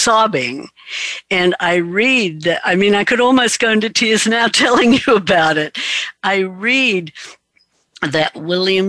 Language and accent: English; Australia; I was raised in Australia